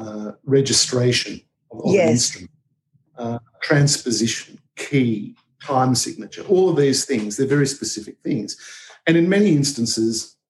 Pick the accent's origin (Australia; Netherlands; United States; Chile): Australia